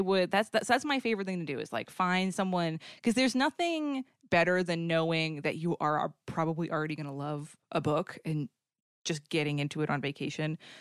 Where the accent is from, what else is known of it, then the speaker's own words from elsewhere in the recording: Boston, Massachusetts, United States; I'm from the Boston area